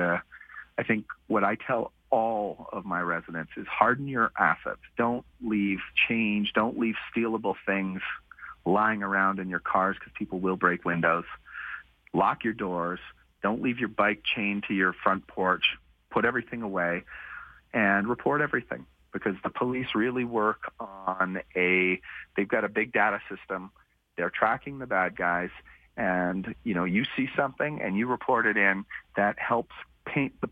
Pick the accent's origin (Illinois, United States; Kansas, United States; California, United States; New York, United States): New York, United States; New York City; now in Calgary, Canada; I grew up in New York City in the 1980s